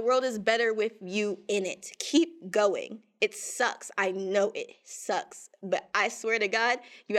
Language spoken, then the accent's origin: English; New York, United States; also born or lived in Maryland; I come from New York and Maryland, which are, at least in the areas I was in, very progressive.